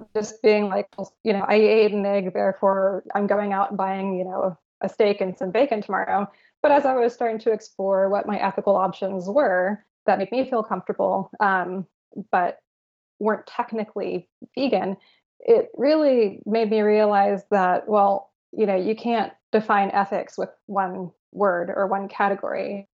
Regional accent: San Francisco, California, United States; I grew up born and raised in San Francisco

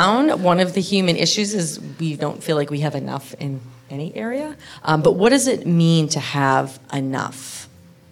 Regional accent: Boston, Massachusetts, United States; I grew up in Boston

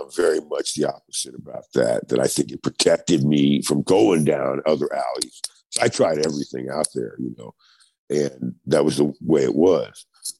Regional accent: New York City, New York, United States; Raised in Queens, yes.

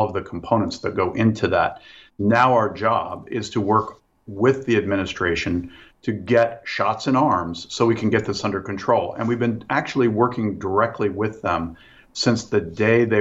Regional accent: Midwest, United States; I'm from the Midwest

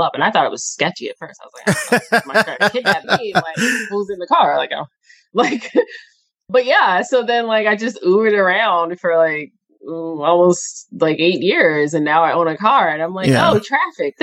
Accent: Chicago, Illinois, United States; also born or lived in New York / San Francisco; now in Los Angeles, United States; I'm from Chicago. I lived in New York for a bit.

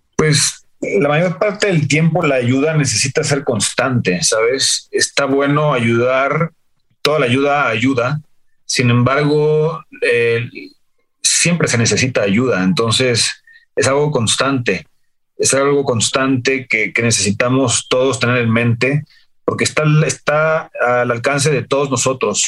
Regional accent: San Miguel de Allende, Guanajuato, Mexico; yo crecí en San Miguel de Allende

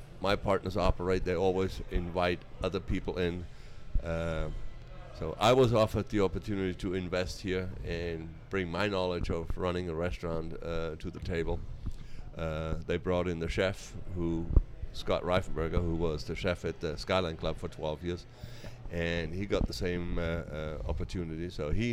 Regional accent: northeastern Bavaria, Germany; moved away as an adult; also born or lived in Key West / New York; now in United States; in the northeastern part of Bavaria, where I'm from

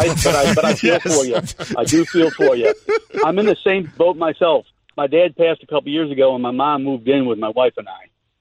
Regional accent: Western New York, United States; now in Florida, United States; we're from Western New York area.

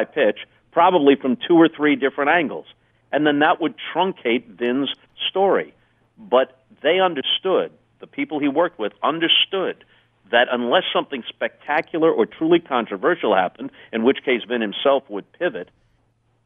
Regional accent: Long Island, New York, United States; also born or lived in Redondo Beach, California; even though I grew up on Long Island, around New York for the most part

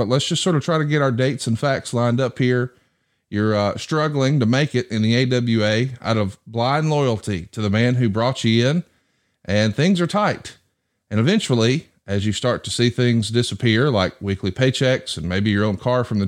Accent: the South, United States; As a young man growing up in the South

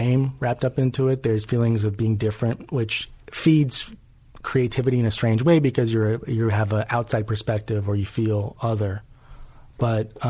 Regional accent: Los Angeles, California, United States; I was raised first in Hollywood and then we moved to Beverly Hills.

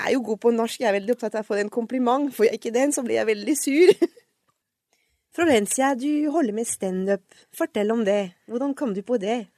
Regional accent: Paris, Île-de-France, France; accent: French; Norwegian is a second language; moved away as an adult; now in Oslo, Norway; Jeg er jo født og vokst opp i Paris, og flytta til Norge da jeg var sju-seks altså seks år siden

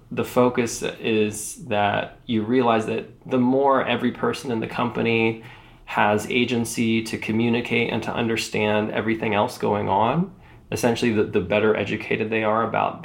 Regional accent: Iowa, United States; moved away; also born or lived in Nevada; I grew up in Iowa in a small industrial town

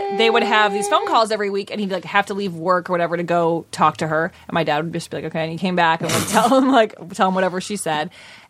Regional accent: Evanston, Illinois, United States; I grew up in Evanston where their Northwestern was right there.

